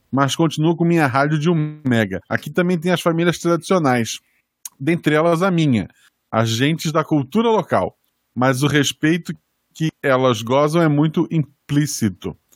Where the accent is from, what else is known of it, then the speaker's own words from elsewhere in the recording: Salvador, Bahia, Brazil; also born or lived in Delmiro Gouveia, Alagoas; Esqueci de citar que sou nascido no interior de Alagoas, nasci em Delmiro, Gouveia, mas cresci em Salvador, Bahia.